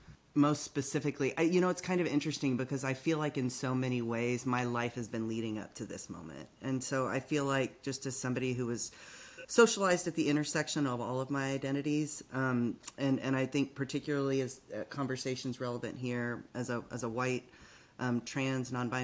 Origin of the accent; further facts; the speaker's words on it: Longview, Texas, United States; moved away as an adult; now in Richmond, United States; I am originally from Longview, Texas, Northeast Texas. I've been living in Richmond since the end of 2008. Originally came for love.